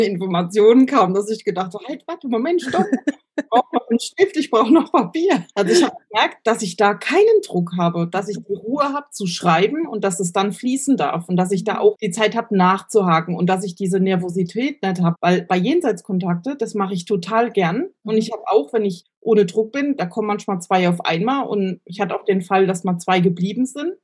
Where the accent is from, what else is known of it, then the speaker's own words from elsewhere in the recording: Germany; ich bin aus Deutschland